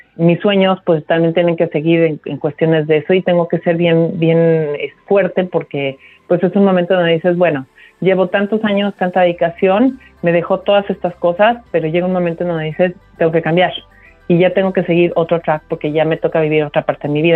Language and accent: Spanish; Mexico City, Mexico; moved away as an adult; now in United States; yo soy de la Ciudad de México, eh, prácticamente me, me he desarrollado los últimos los primeros años de mi vida hasta los últimos 10 estuve en, la Ciudad de México